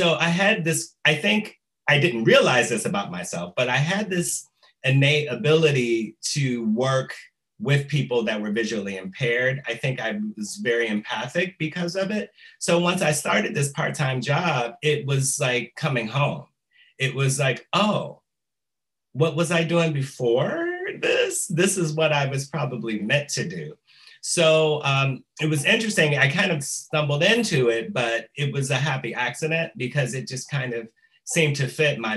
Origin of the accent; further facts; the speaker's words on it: Detroit, Michigan, United States; moved away as an adult; now in Chicago, United States; I am originally from Detroit, Michigan